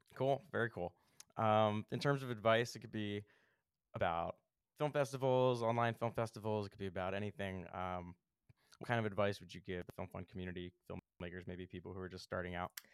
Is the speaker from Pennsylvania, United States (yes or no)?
yes; Philadelphia, Pennsylvania, United States; I'm from Philly